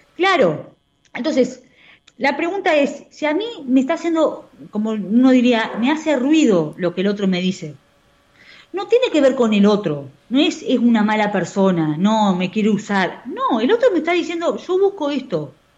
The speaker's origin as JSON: {"language": "Spanish", "country": "Argentina", "said": "Lo tenemos los argentinos"}